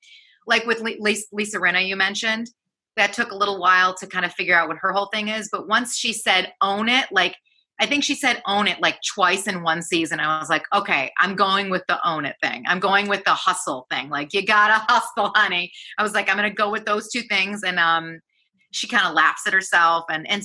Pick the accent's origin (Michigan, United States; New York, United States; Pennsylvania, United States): Michigan, United States; learning the American Standard English, and the first day that I went, it was like … I'm from Michigan, and I'm really excited to be here.